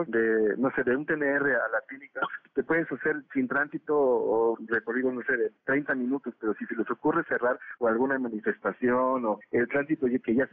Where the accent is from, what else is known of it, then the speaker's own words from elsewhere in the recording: Mexico; lo que hacemos es pues adaptamos como buenos mexicanos el método a nuestras necesidades